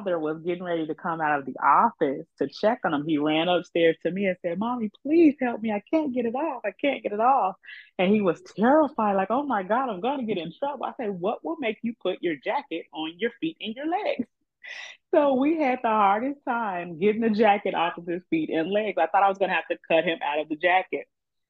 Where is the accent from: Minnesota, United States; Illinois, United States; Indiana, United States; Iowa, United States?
Illinois, United States; Chicago; I was born and raised in Chicago all my life